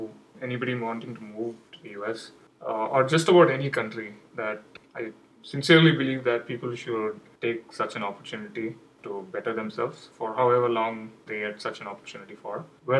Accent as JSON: {"language": "English", "country": "India", "second_language": "English", "moved": "as an adult", "lives_now": "United States", "said": "There were not a lot of many official holidays in the US. I was coming from India. We had a lot of festivals and occasions where we used to get a lot of holidays."}